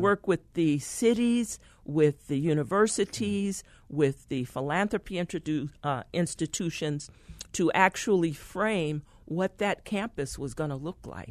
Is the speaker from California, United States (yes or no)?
yes; San Francisco, California, United States; I was born in San Francisco, California